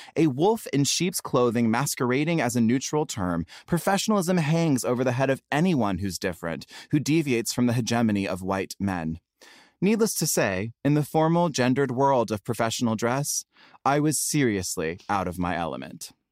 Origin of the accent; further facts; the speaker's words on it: the South, United States; now in Los Angeles, United States; I grew up in the South, and sissy is kind of like cute slang for sister